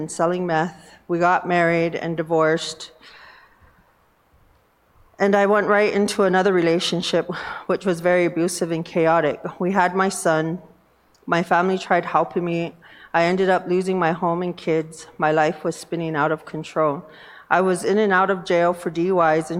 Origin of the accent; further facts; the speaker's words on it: Northern Cheyenne Reservation, Montana, United States; I'm from the Northern Cheyenne Reservation